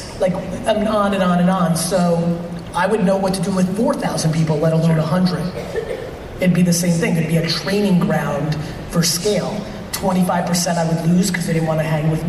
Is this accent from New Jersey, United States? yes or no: yes; New Jersey, United States; also born or lived in Soviet Union; I was born in the Soviet Union, very immigrant upbringing, 8 family members in a studio apartment, rugged stuff. My dad got a job as a liquor in a liquor store, eventually saved all his money, bought a small store in New Jersey